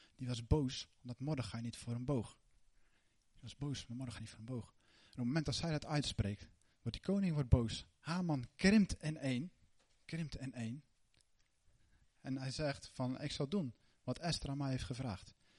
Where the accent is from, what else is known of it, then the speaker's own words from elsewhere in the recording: Netherlands; wij als Nederlanders